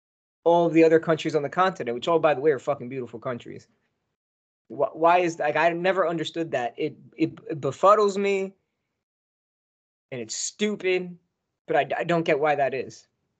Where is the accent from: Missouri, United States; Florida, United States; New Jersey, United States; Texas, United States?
New Jersey, United States; Northern; I'm from Northern New Jersey